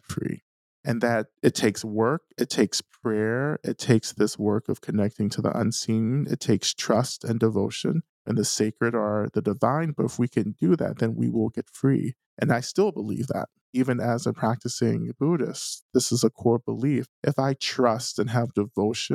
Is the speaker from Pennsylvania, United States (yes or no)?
no; North Georgia, United States; I'm a Black man who grew up in North Georgia in a small Black community.